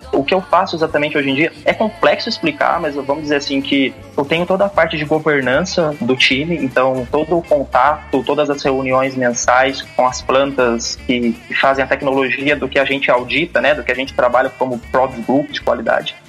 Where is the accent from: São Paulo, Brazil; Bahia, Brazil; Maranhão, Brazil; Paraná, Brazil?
São Paulo, Brazil; Jacareí; moved away as an adult; also born or lived in Campo Grande; now in São Paulo, Brazil; eu sou natural de Jacareí, interior de São Paulo. Atualmente vivo na capital